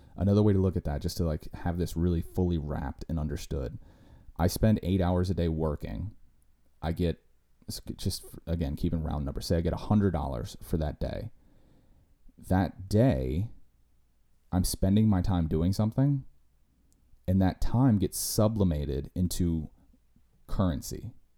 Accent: United States; we as American citizens

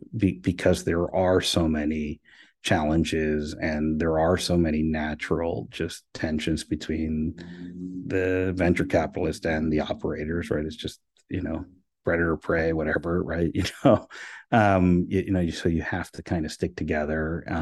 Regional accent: Miami, Florida, United States; As I like to say, I'm from Miami, I don't want you to throw the plastic in the water.

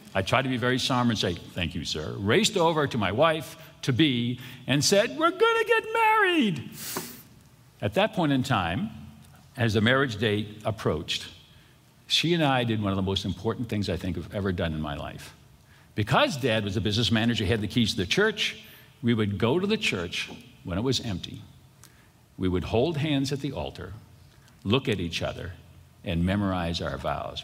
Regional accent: Boston, Massachusetts, United States; I grew up in Boston, and I grew up Catholic in Boston

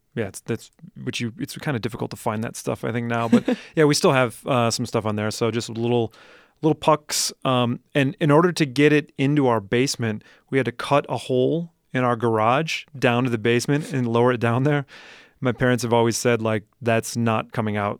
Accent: Madison, Wisconsin, United States; moved away; I grew up in Madison, Wisconsin

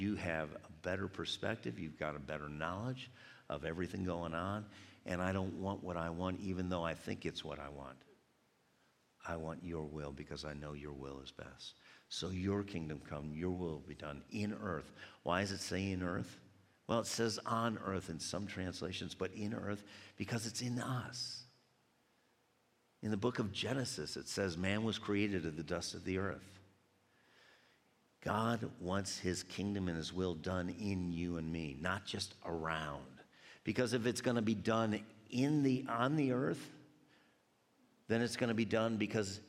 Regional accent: United States; I was from America.

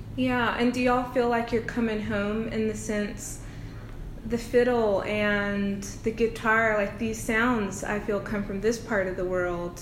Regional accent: American South, United States; an American Southern girl

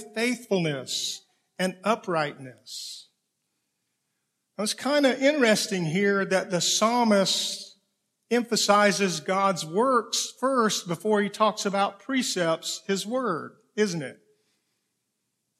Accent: Okefenokee Swamp, Georgia, United States; grew up in the Okefenokee Swamp in Georgia on a farm

